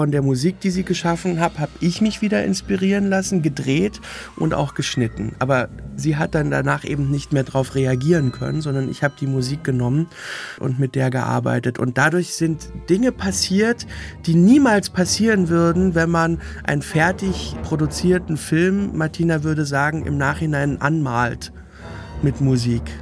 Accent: Berlin, Germany; born there; Also meine ganze Familie kommt aus Sachsen, meine Schwestern und ich, wir sind die erste Generation am Berlin geborenen.

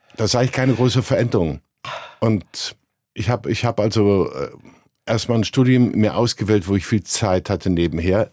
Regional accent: Cologne, North Rhine-Westphalia, Germany; Ich komme ja aus Köln, wie man jetzt hört

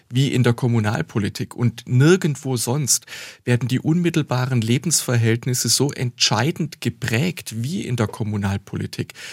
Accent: Bad Säckingen, Baden-Württemberg, Germany; born there; Ich war zuvor schon fünf Jahre Stadtrat und Fraktionsvorsitzender in meiner Geburtsstadt Bad Säckingen.

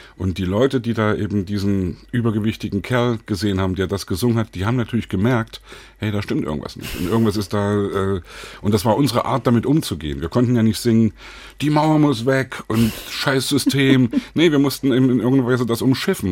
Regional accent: Leipzig, Saxony, Germany; als Leipziger damals auch 89 mit auf den Straßen war

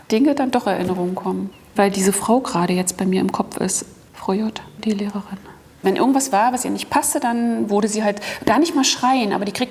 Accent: East Germany, Germany; ich war gern in der DDR

